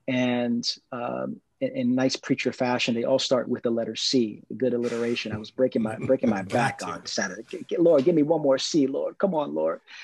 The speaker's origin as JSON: {"language": "English", "town": "New York City", "region": "New York", "country": "United States", "tie": "born or raised there", "said": "I grew up in East New York, Brooklyn"}